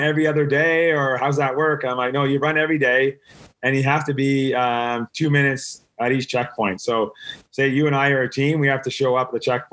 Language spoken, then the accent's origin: English; Canada; I'm from Canada